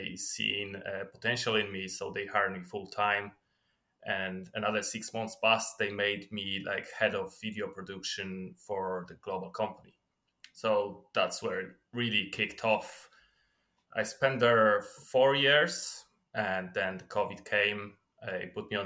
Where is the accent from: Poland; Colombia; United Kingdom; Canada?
Poland; moved away as an adult; now in Ireland; I was born in Poland. Then when I was 21, I moved into Ireland.